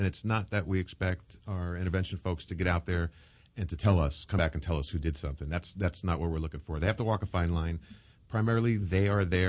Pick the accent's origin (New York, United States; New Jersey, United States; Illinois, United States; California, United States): New York, United States; now in Los Angeles, United States; I grew up in New York, mm-hmm. and I grew up on the streets.